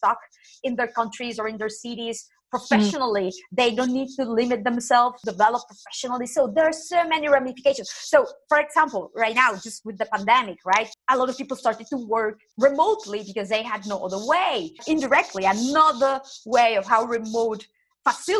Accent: Nicaragua; moved away as an adult; now in Santander, Spain; I am from Nicaragua, but I have been living in Spain since 2007

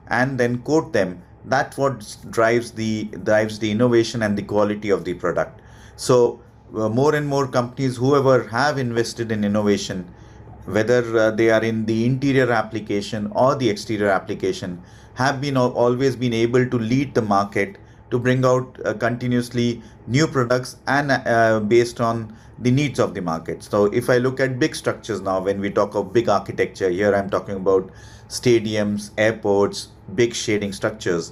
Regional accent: India; moved away as an adult; also born or lived in Paris, France; I was born and brought up in India. I studied there. I worked there for nearly 6 to 7 years.

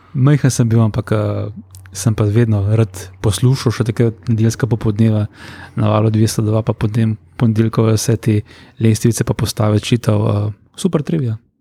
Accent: Brnik, Upper Carniola, Slovenia; ja prihajam iz Gorenske, recimo, ja. iz Brnika, eh, rodno

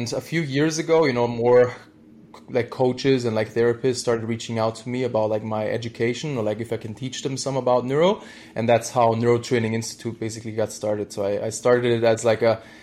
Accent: Germany; moved away as an adult; I'm originally from Germany, and I did, my degree there in, sports science

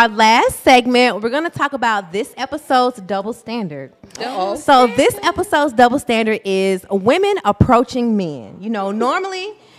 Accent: Mississippi, United States; I'm from Mississippi.

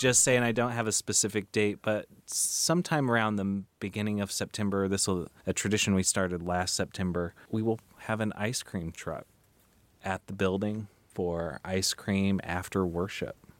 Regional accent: Midwest, United States; now in New England, United States; Visitation is what I grew up with in the Midwest.

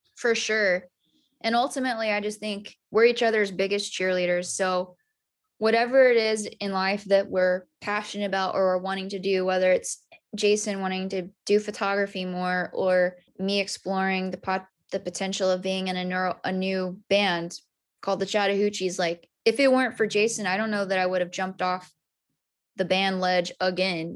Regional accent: Amarillo, Texas, United States; moved away as an adult; now in Nashville, United States; I'm from Amarillo

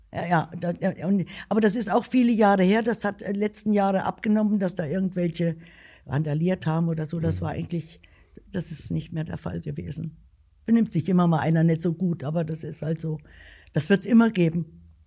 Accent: Alsfeld, Hesse, Germany; ich bin in Alsfeld geboren

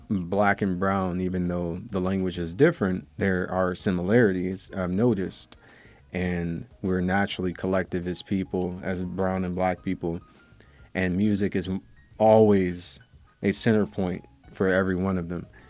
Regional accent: Pontiac, Michigan, United States; I grew up in an industrial town called Pontiac.

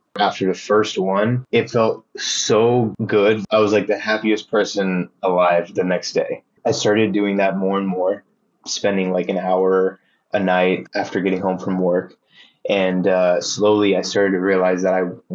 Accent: Texas, United States; moved away as an adult; also born or lived in Philadelphia; now in New York City, United States; I was born in Texas

